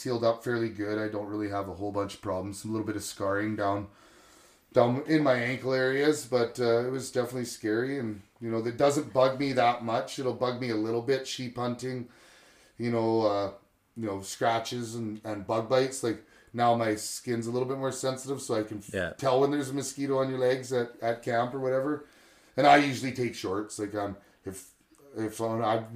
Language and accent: English; Quesnel, British Columbia, Canada; also born or lived in Kelowna; growing up in Quesnel area